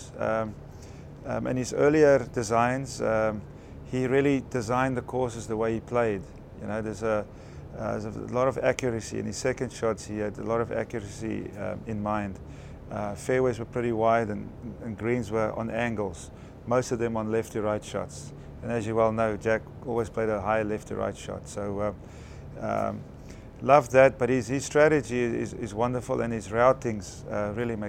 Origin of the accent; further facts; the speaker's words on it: Johannesburg, Gauteng, South Africa; I grew up in Johannesburg, South Africa